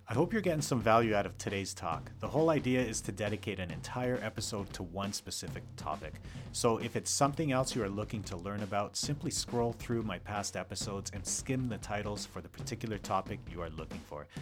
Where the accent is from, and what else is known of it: Calgary, Alberta, Canada; born or raised there; moved away as an adult; now in North Vancouver, Canada